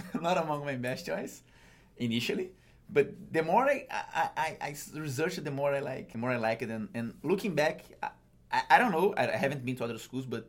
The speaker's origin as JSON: {"language": "English", "country": "Brazil", "moved": "as an adult", "lives_now": "United States", "said": "I used to work in Brazil with my family business"}